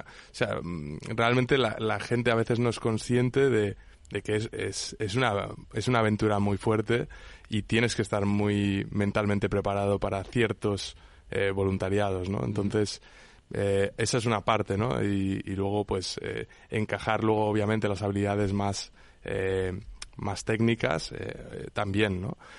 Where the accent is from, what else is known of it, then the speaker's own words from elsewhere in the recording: Menorca, Balearic Islands, Spain; yo soy de Menorca